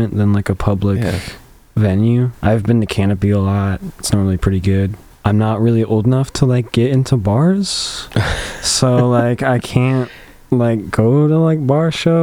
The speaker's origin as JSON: {"language": "English", "town": "Champaign", "region": "Illinois", "country": "United States", "tie": "born or raised there", "said": "it's my hometown"}